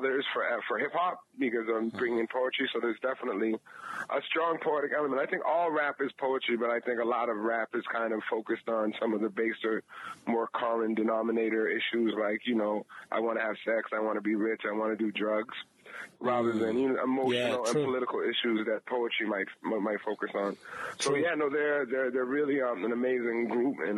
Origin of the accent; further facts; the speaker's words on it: Cambridge, Massachusetts, United States; now in Brooklyn, United States; I'm originally from Cambridge, Massachusetts